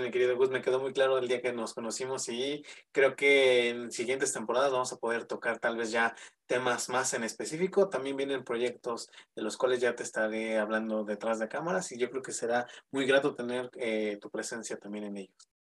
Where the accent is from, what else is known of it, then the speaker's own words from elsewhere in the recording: Mexico City, Mexico; aquí en la Ciudad de México, yo soy de la Ciudad de México